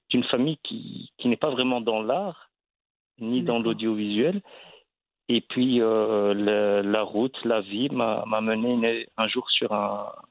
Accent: Belgium; je suis marocain, je suis né en Belgique

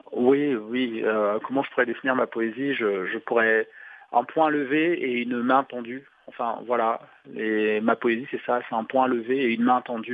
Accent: Douala, Littoral, Cameroon; Douala, euh, ma ville natale

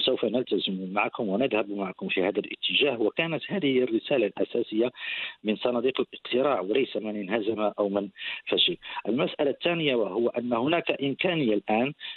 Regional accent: Morocco; also born or lived in Casablanca

